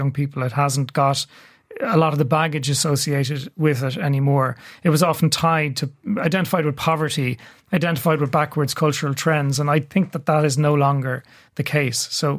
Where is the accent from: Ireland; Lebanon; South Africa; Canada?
Ireland; Dublin, Leinster; first language Irish; And I grew up speaking Irish in Dublin and I speak Irish to most of my friends and I speak Irish to most of my family.